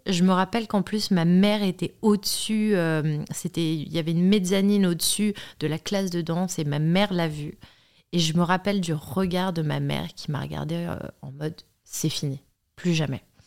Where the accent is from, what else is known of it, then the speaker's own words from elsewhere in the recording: Paris, Île-de-France, France; also born or lived in Chambray-lès-Tours; je viens de Paris, je suis née à Chambray-les-Tours